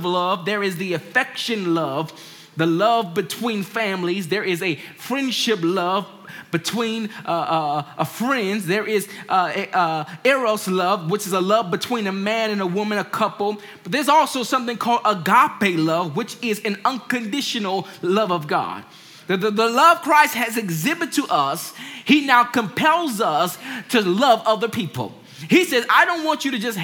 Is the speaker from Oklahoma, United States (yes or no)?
no; Washington, District of Columbia, United States; I grew up in Washington, D.C., and my parents had me to go to Sunday school.